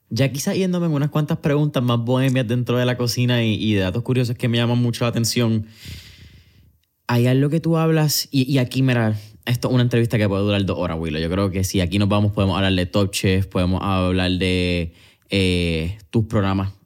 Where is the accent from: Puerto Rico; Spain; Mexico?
Puerto Rico; nuestro paladar como boricua